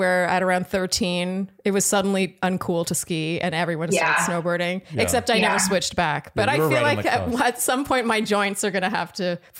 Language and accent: English; Canada; Yeah, because I'm Canadian, right?